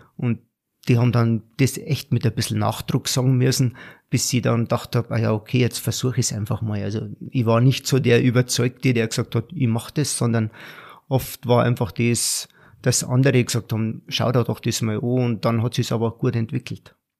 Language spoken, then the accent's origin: German; Garmisch-Partenkirchen, Bavaria, Germany; moved away as an adult; als Bayer, als Garmischer